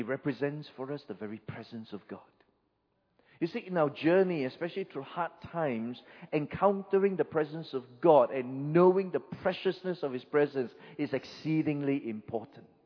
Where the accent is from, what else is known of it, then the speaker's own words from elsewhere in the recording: Singapore; I'm a Singaporean. We don't have rivers in Singapore